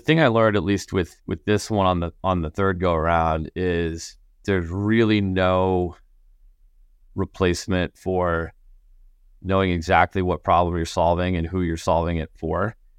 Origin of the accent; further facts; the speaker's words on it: Connecticut, United States; I grew up in Connecticut, so, like, winters were, were, were pretty cold